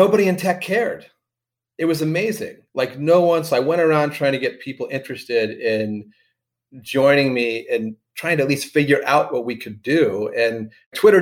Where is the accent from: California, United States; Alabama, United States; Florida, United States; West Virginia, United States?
Florida, United States; Miami; now in Bay Area, United States; I'm from Miami too